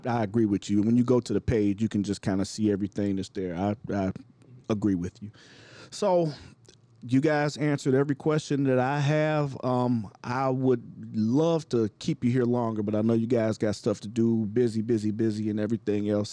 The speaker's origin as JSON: {"language": "English", "town": "Cleveland", "region": "Ohio", "country": "United States", "tie": "born or raised there", "moved": "yes", "lives_now": "Chicago, United States", "said": "My hometown of Cleveland"}